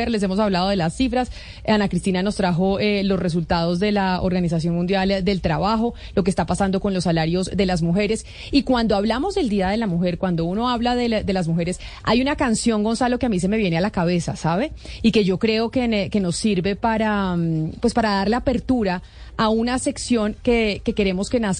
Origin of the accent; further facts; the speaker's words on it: Colombia; accent: Colombian; nos deja a todos con nuestro acento colombiano.